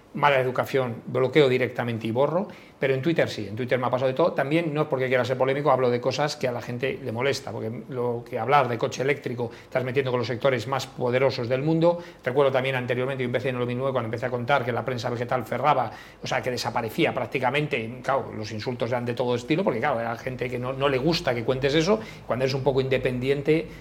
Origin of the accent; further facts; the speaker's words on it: Galicia, Spain; yo como familia gallega, pues en Galicia es muy típico que cuando vas a tomarte algo paga uno